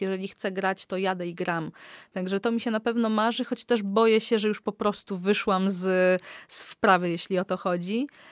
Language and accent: Polish; Olecko, Warmian-Masurian Voivodeship, Poland; pochodzę z Olecka